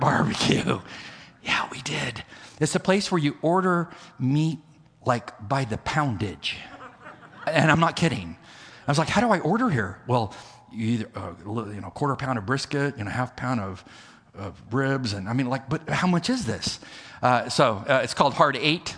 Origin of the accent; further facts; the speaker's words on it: El Centro, California, United States; moved away; being in California in close proximity to where I grew up in El Centro, California